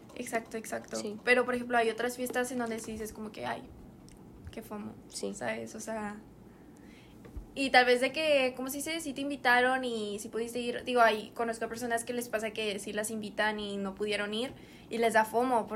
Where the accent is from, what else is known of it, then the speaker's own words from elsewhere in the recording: San Nicolás de los Garza, Nuevo León, Mexico; nosotras somos de San Nicolás.